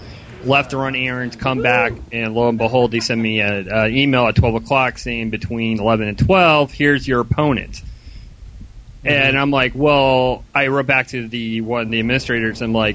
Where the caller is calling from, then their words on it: Melbourne, Florida, United States; It is an excellent call from Melbourne, Florida.